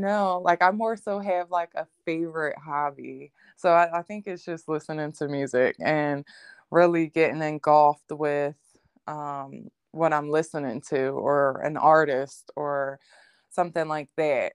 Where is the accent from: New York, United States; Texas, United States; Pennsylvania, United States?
Pennsylvania, United States; Philadelphia; I'm from Philadelphia, um, Pennsylvania